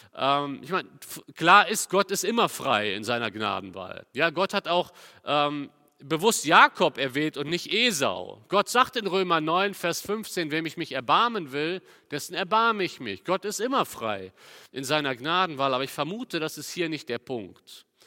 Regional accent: Cologne, North Rhine-Westphalia, Germany; Bei uns in Köln

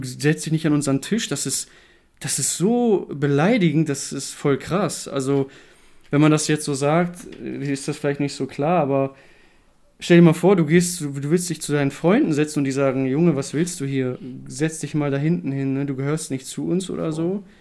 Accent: Germany; bei uns in Deutschland

